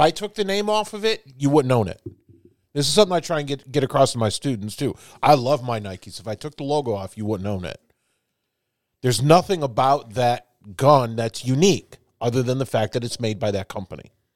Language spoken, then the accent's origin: English; Chicago, Illinois, United States; also born or lived in New York; now in Indiana, United States; I've lived in several, but I'm from Chicago